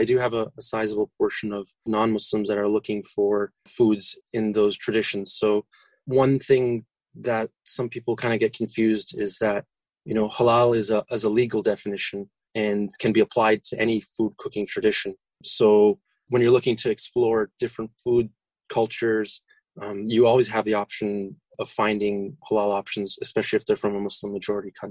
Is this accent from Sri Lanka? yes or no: no; Toronto, Ontario, Canada; now in Orlando, United States; I was born and raised in Toronto